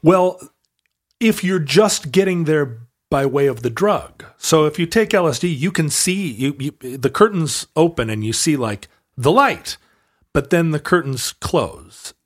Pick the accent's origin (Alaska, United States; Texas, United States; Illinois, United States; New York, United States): Alaska, United States; Growing up in Alaska